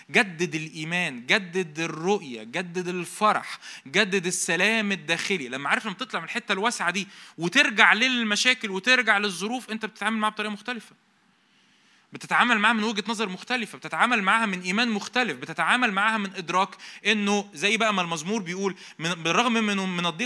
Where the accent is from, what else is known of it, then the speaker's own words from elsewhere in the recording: Egypt; وأنا مصري أنا مش راجع من المصيف أو حاجة